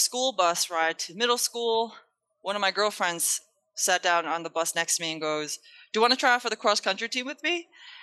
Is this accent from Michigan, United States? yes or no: no; New York, United States; also born or lived in Japan / Queens; now in Charlotte, United States; I was born in Japan, raised in New York